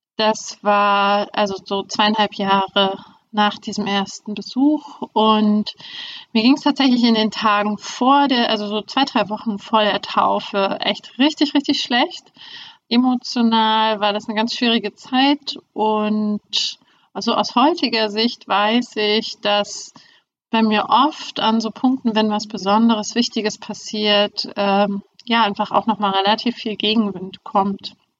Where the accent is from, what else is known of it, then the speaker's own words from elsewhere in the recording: Germany; moved away as an adult; now in Hamburg, Germany; Ich bin äh, in der DDR aufgewachsen